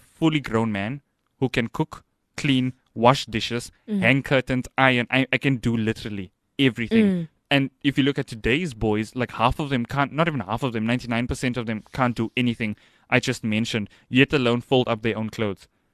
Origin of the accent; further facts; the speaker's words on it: Johannesburg, Gauteng, South Africa; the place where I come from in Joburg, if you know me and if you followed me on social media, you'd know that I'm originally from Joburg. The area I came from, I was a boy who was always in the house.